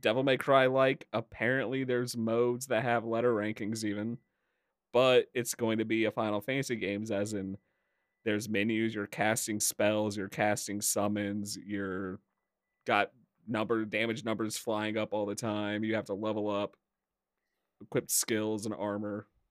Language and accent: English; Indiana, United States; I really do not like my home state